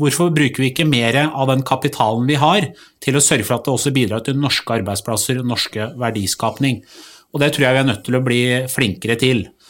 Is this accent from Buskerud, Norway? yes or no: yes; Drammen, Buskerud, Norway; jeg kommer jo fra Buskerud og Drammen